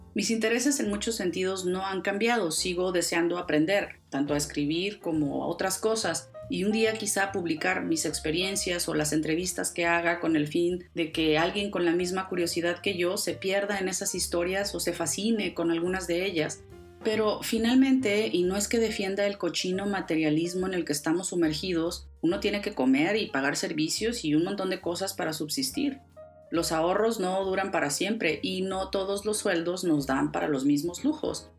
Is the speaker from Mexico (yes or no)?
yes; Mexico; moved away; viajaba con frecuencia a mi tierra a México